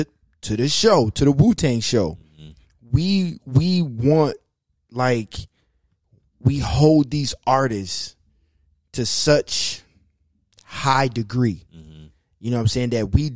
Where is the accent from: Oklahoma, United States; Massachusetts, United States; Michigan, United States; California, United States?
Michigan, United States; Detroit; born or raised there